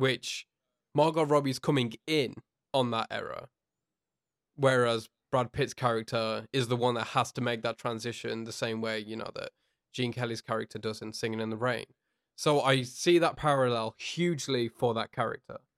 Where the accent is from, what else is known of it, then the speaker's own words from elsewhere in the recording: United Kingdom; from the U K